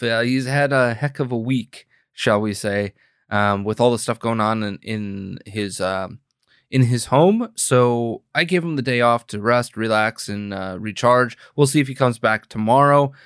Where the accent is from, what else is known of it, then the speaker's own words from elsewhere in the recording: Green Bay, Wisconsin, United States; moved away as an adult; now in Illinois, United States; my home state of Wisconsin where I grew up and was born and raised and, um, lived for the better part of thirty-plus years